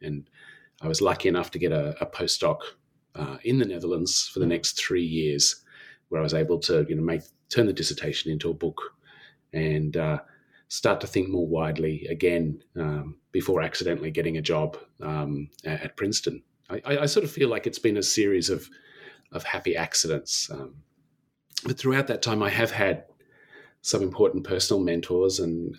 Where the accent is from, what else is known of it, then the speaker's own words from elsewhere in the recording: Canberra, Australian Capital Territory, Australia; I grew up in Canberra, in Australia